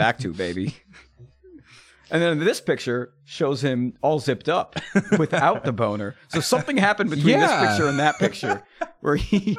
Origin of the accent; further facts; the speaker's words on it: United States; I feel bad as an American